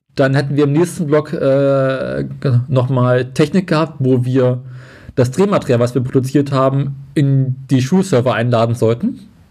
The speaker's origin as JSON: {"language": "German", "region": "Berlin", "country": "Germany", "said": "als Westberliner"}